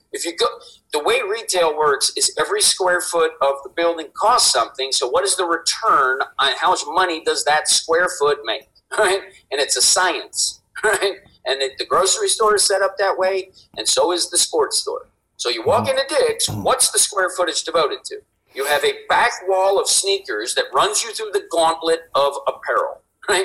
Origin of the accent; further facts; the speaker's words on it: East Coast, United States; I grew up on the East Coast.